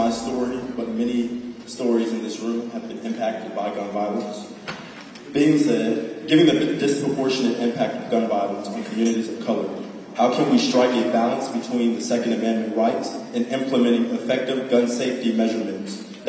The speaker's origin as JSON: {"language": "English", "area": "Belle Glade", "region": "Florida", "country": "United States", "said": "I'm originally from Belleville, Florida, which is denoted to be the poorest city in the state of Florida, with high rates of gun violence in the community"}